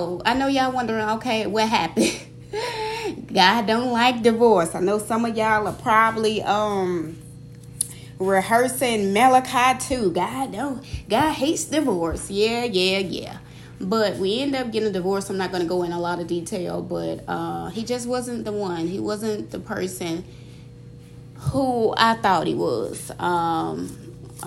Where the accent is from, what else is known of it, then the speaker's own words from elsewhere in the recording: Mississippi, United States; moved away as an adult; also born or lived in Georgia; I'm originally born and raised in Mississippi, and I spent the last, 3 years in Georgia.